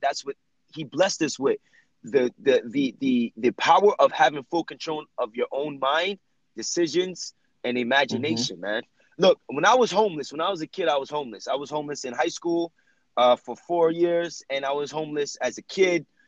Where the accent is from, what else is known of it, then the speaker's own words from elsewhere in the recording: Jersey City, New Jersey, United States; I was raised in Jersey City, New Jersey